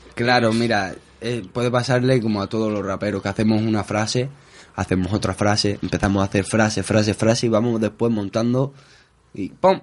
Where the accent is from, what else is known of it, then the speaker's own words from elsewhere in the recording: Spain; yo soy gitano, bueno, soy español